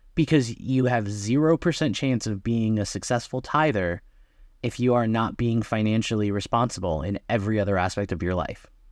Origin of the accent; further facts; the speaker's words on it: Wisconsin, United States; I'm from Wisconsin